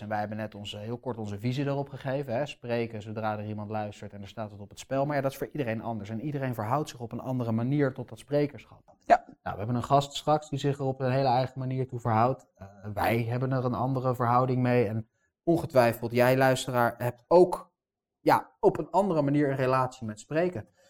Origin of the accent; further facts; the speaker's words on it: Amsterdam, North Holland, Netherlands; Ik ben gewoon in Amsterdam geboren